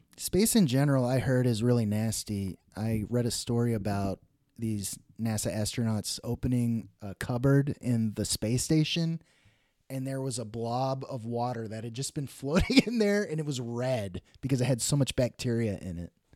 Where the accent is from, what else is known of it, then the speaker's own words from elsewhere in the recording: Dallas, Texas, United States; moved away; also born or lived in Oklahoma / Los Angeles; the Dallas area where I grew up